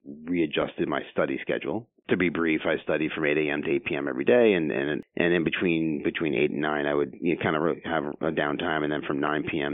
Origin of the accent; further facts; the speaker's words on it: Long Island, New York, United States; moved away as an adult; also born or lived in Philadelphia / New Jersey / Pennsylvania; I'm originally from Long Island, New York